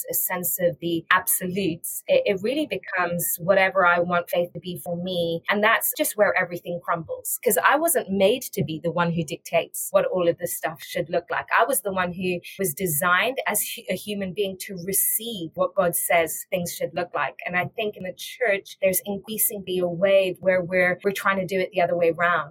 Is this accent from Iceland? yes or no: no; England, United Kingdom; moved away as an adult; also born or lived in Iran / South Africa; now in Boston, United States; I was born in Iran, grew up in England, studied in England